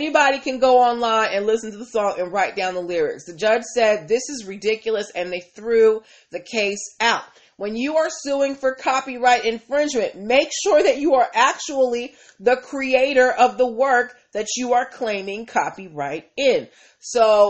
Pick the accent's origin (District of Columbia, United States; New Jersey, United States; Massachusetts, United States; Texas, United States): Massachusetts, United States; I am from Massachusetts